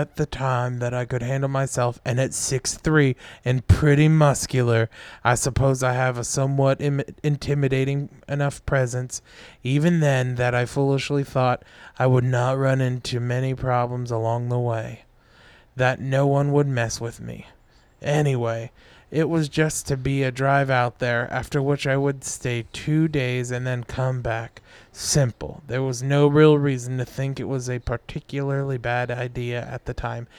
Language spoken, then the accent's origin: English; California, United States; I had decided to take a road trip from my hometown in California to Denver, Colorado, to visit a friend of mine there.